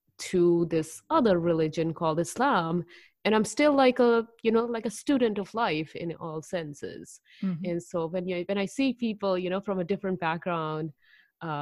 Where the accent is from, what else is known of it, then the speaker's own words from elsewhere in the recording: Delhi, India; moved away as an adult; also born or lived in Haryana, India / Chicago, United States; now in United States; I'm originally from Delhi, and I say that for simplification, but if you were to track me down all the way where I was born, it's another northern part in India. It's called Haryana, which is right next to Delhi